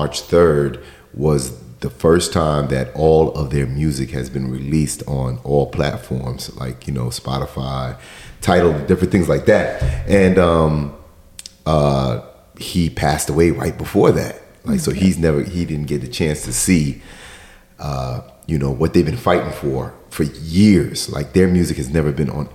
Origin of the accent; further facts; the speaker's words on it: New York, United States; growing up in New York was like one of the only places at the time that had, you know, radio stations that played hip hop